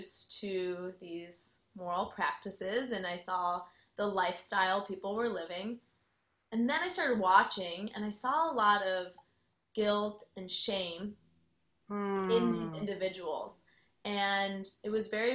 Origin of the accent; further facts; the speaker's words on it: Chicago, Illinois, United States; now in Austin, United States; I am originally from Chicago, so some people will sometimes point out my accent still